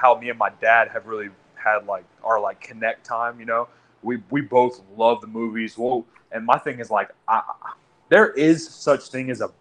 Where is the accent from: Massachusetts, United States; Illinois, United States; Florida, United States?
Florida, United States; Orlando; I'm from Orlando